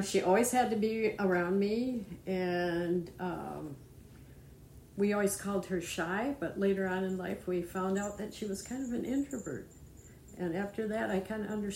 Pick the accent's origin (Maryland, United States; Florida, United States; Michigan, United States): Michigan, United States; Grand Rapids; also born or lived in South Carolina; I grew up in Grand Rapids, Michigan. I was born there, and I've lived there most of my life